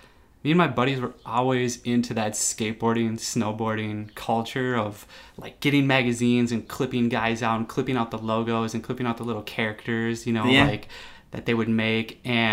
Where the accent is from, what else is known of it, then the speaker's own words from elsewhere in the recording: Golden Valley, Minnesota, United States; also born or lived in Plymouth, Minnesota; I grew up in Golden Valley, and then we moved to Plymouth. So I've just kind of been around this area.